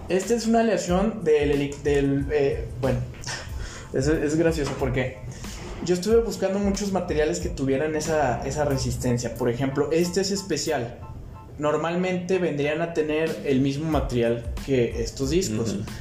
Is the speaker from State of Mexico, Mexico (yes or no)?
no; Guadalajara, Jalisco, Mexico; Yo soy mexicano completamente. Yo nací aquí.